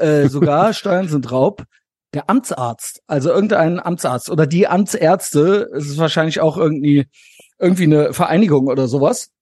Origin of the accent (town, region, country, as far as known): Koblenz, Rhineland-Palatinate, Germany; born or raised there